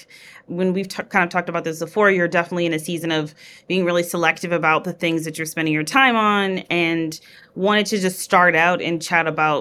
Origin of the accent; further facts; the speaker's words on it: Midwest, United States; now in New York, United States; I'm just from the Midwest